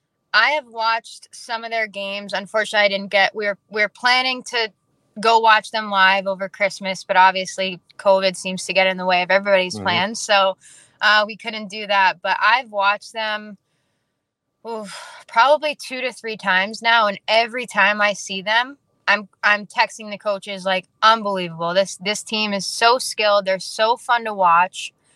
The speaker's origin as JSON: {"language": "English", "region": "British Columbia", "country": "Canada", "said": "but I play for a team out of Calgary, which is being from British Columbia."}